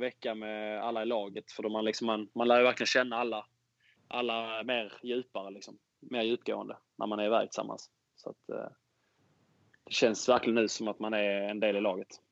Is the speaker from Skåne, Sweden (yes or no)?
yes; Skåne, Sweden; Jag som är skåning